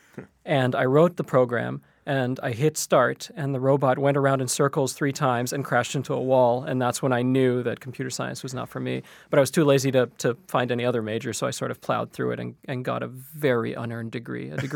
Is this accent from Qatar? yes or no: yes; Qatar; moved away as an adult; now in Canada; I grew up in Qatar in the Middle East, and the idea was that you would go to school and then you would become a lawyer or an engineer or a manager of some sort.